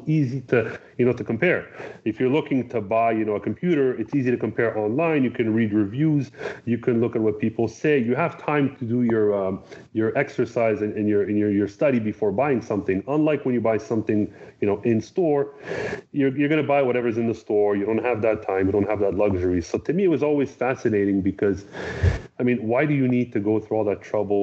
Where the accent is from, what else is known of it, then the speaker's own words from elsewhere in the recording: Canada; I grew up in Canada.